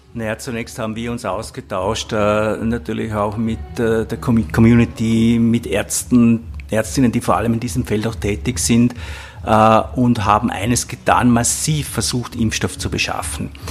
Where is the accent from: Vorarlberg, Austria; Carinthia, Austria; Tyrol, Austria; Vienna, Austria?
Vorarlberg, Austria; ich komme aus Vorarlberg